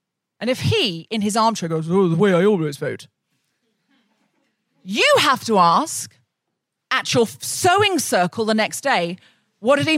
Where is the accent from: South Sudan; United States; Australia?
Australia; someone I grew up with in Australia